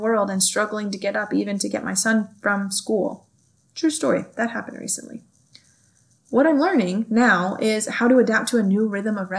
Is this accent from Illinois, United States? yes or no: no; California, United States; moved away as an adult; now in Kansas, United States; I grew up in California